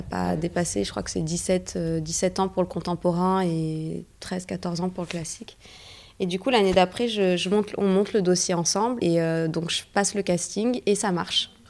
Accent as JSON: {"language": "French", "country": "Morocco", "said": "Non, je suis marocaine en fait."}